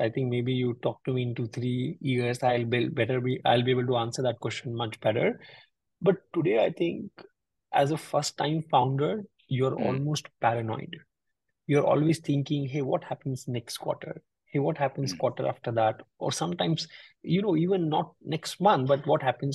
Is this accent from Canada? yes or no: no; North India, India; I come from the North India part of, and my grandfather